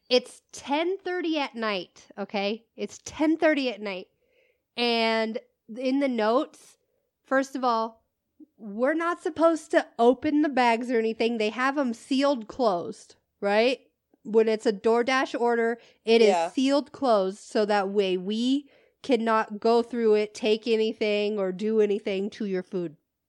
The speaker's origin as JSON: {"language": "English", "region": "Midwest", "country": "United States", "lives_now": "Southwest, United States", "said": "we are from the Midwest. I used to live in the Midwest, but now I live in the Southwest, which is totally different, right?"}